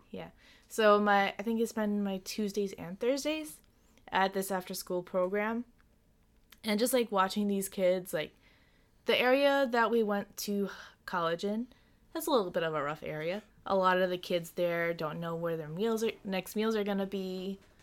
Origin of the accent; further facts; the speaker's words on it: Long Island, New York, United States; I'm from Long Island